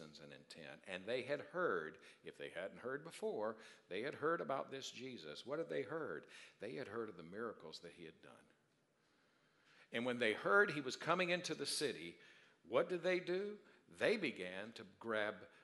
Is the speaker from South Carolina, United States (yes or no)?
yes; Darlington, South Carolina, United States; moved away; I'm from Darlington, South Carolina